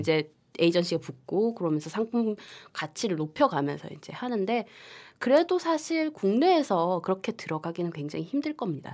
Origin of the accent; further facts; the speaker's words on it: Gyeongsang, South Korea; 둘다 경상도 출신이라